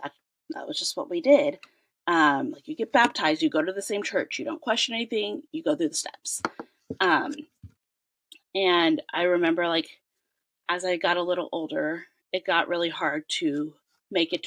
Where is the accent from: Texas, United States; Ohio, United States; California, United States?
California, United States; I'm born and raised in California